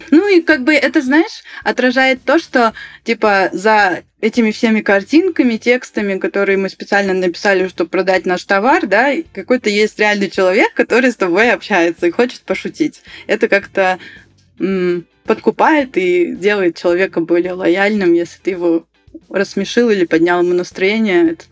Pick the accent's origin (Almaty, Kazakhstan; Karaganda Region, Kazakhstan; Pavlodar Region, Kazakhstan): Karaganda Region, Kazakhstan; Karaganda; Вот я сама родом из Караганды, да, у нас там все почти говорят на русском.